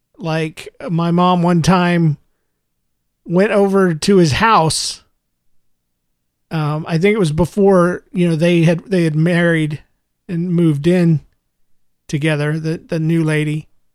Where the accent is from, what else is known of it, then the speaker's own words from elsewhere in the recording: Jacksonville, Florida, United States; also born or lived in Gainesville; I was born in Gainesville, Florida, and raised up in Jacksonville, Florida.